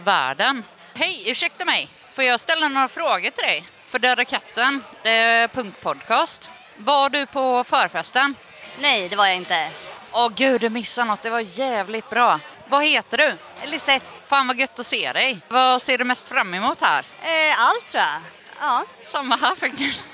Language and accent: Swedish; Gothenburg, Västra Götaland, Sweden; Jag kommer från Göteborg